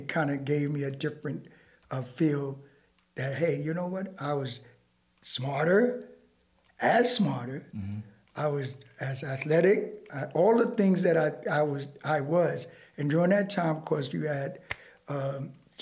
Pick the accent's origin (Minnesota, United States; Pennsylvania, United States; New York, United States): New York, United States; New York City; also born or lived in Brownsville, Brooklyn; I was raised in Bed-Stuy early on in my career.